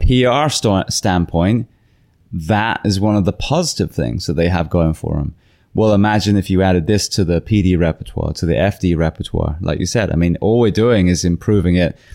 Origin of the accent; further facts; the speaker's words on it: England, United Kingdom; also born or lived in California; now in Florida, United States; as an English woman